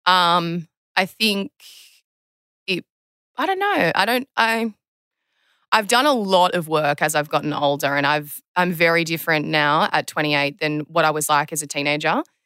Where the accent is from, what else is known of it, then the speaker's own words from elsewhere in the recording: Terrey Hills, New South Wales, Australia; I grew up in Terry Hills, um, on the Northern Beaches.